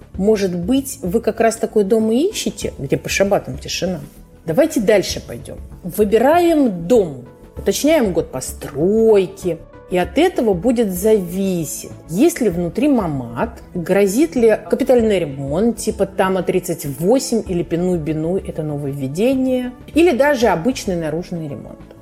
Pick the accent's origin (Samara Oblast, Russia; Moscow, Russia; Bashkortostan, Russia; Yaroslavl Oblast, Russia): Moscow, Russia; now in Israel; Я сама из Москвы